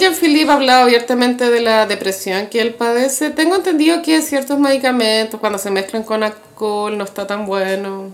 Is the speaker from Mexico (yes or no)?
no; Chile